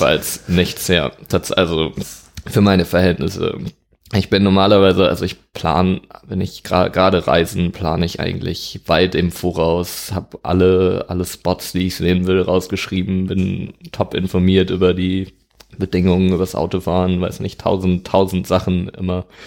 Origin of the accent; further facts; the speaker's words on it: Dortmund, North Rhine-Westphalia, Germany; moved away as an adult; also born or lived in Hamburg; now in Lüneburg, Germany; Ich komme ursprünglich aus Dortmund, mhm. ähm, bin da aufgewachsen, 18 Jahre da gelebt